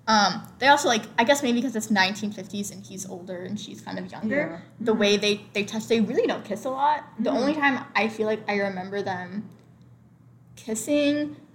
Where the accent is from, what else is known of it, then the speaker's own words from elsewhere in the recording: United States; we're American